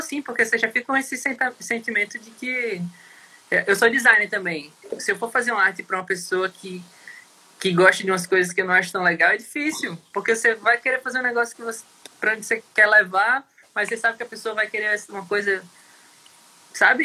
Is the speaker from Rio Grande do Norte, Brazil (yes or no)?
yes; Natal, Rio Grande do Norte, Brazil; moved away as an adult; A gente é de Natal, né? Morou lá até 2014, 2015